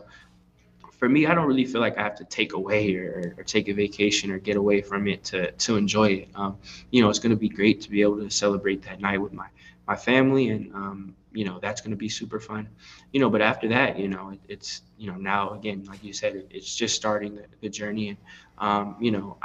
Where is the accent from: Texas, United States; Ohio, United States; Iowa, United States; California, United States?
California, United States; Pasadena; I'm from the LA area, so I always grew up like hearing your voice on radio